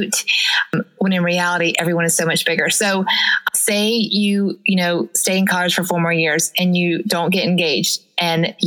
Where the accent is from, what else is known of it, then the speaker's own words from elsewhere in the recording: the South, United States; I'm from the South, so therefore I am a Christian